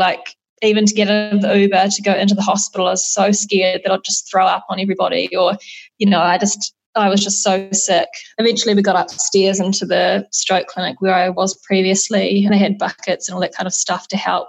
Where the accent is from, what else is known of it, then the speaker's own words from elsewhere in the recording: New Zealand; moved away; also born or lived in Australia; as a New Zealander